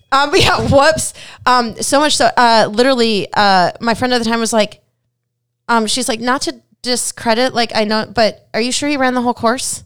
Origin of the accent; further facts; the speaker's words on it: Minnesota, United States; moved away; I'm from Minnesota